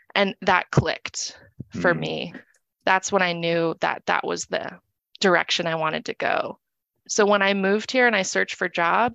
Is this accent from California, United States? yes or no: yes; California, United States; born there; now in Phoenix, United States; I moved to Arizona from California, where I was born. I moved here in 2019 and started working at Family Shelter up in North Phoenix.